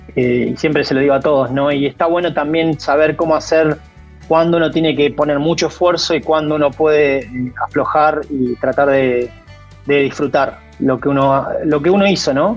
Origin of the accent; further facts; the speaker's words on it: Argentina; moved away as an adult; now in Kansas, United States; como buen argentino